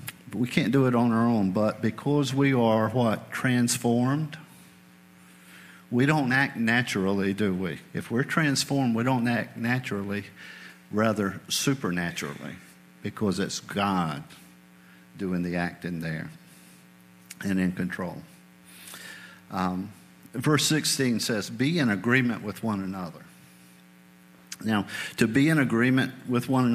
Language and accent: English; New England, United States; moved away; I spent several years growing up in New England.